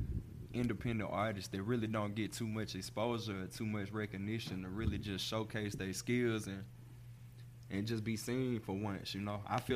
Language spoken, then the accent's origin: English; Forest, Mississippi, United States; I'm from Forest.